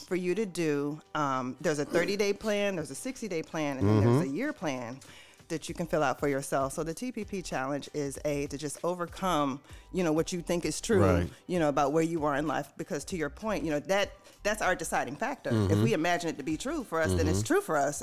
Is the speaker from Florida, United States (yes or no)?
yes; Tampa area, Florida, United States; Born and raised right here